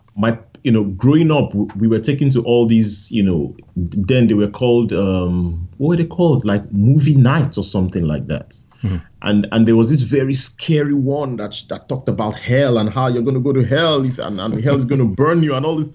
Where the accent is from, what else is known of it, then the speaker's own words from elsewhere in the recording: Nigeria; I grew up in Nigeria, in a village